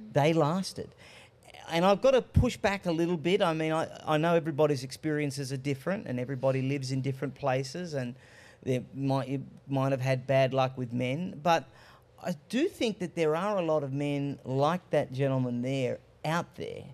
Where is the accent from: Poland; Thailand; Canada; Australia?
Australia; I was born in Australia, but I'm of Greek heritage.